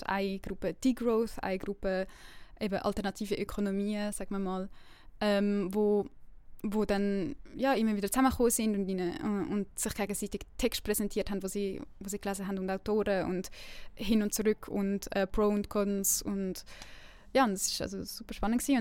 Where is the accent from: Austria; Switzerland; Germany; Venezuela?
Switzerland; Winterthur, Zurich; now in Lausanne, Switzerland; ich bin ursprünglich aus Winterthur und lebe jetzt in Lausanne